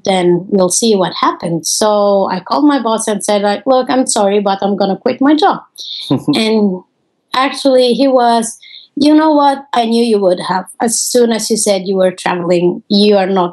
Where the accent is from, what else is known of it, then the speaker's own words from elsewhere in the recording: Naples, Campania, Italy; moved away as an adult; also born or lived in Florence; I was born in Naples, Italy